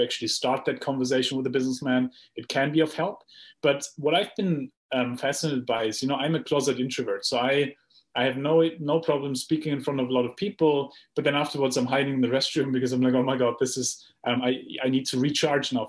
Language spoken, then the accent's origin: English; Germany; I come from Germany, where, you know, we grow up with a planning mindset